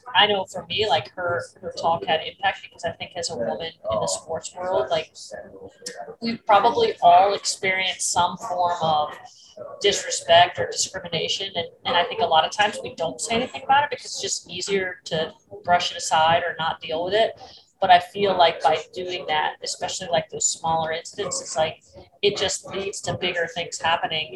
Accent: Florida, United States; born or raised there; also born or lived in Massachusetts

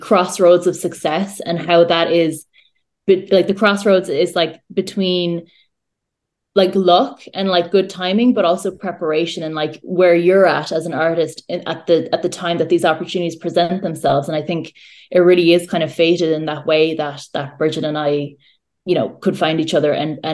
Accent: County Clare, Ireland; moved away as an adult; also born or lived in Norway; now in Dublin, Ireland; where I'm originally, where I grew up

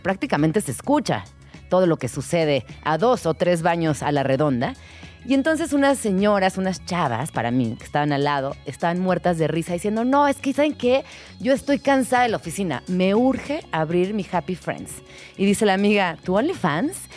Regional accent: Mexico City, Mexico; quienes somos pues, personas chilangas, eh, crecimos entre el metro, el micro, micro

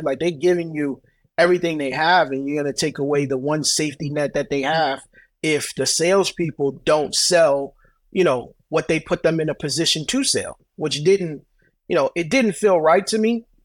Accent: Brooklyn, New York, United States; I grew up in Brooklyn

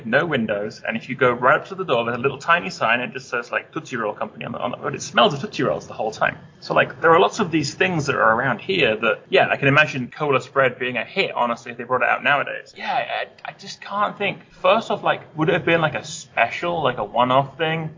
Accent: Devon, South West England, United Kingdom; I grew up in Devon

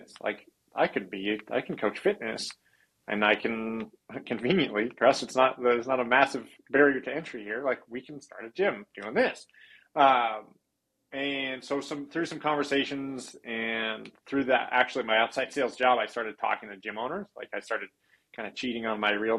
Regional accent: Huntington Beach, California, United States; moved away as an adult; also born or lived in Santa Barbara, California; now in Sandpoint, United States; I was born and raised there

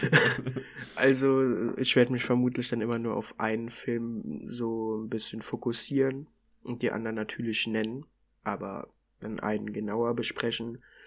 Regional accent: near Koblenz, Rhineland-Palatinate, Germany; komme von der Mosel in der Nähe von Koblenz bin 17,5

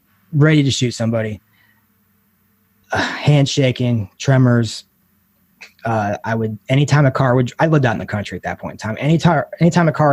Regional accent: Ohio, United States; moved away as an adult; I moved back to Ohio at this point, to my hometown.

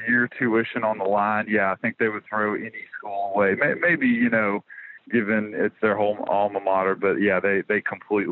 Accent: Birmingham, Alabama, United States; growing up in Birmingham

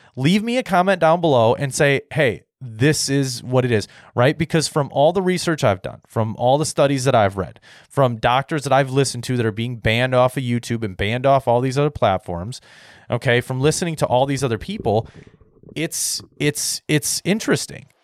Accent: United States; I'm an American

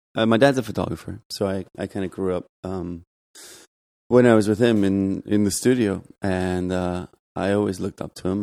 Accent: Germany; moved away as an adult; also born or lived in Los Angeles, United States / Providence, Rhode Island, United States; now in New York, United States; I grew up in Germany

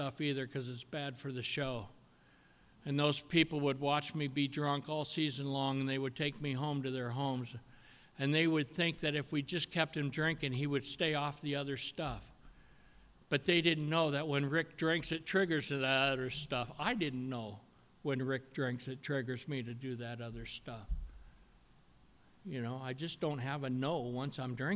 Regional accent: Washington, United States; moved away; I was raised in Washington

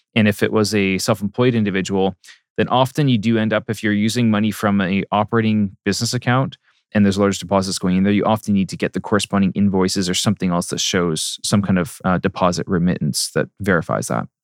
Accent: Port Coquitlam, British Columbia, Canada; born or raised there; also born or lived in Maple Ridge / Masset, Haida Gwaii / Ottawa / Baltimore, Maryland

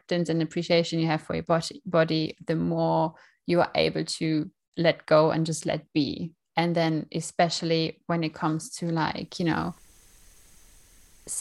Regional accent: Germany; moved away; I'm from Germany originally

